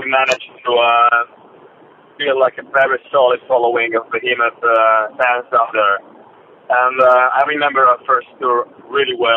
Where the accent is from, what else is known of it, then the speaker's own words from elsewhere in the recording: Warsaw, Masovian Voivodeship, Poland; Driving to Warsaw now, my hometown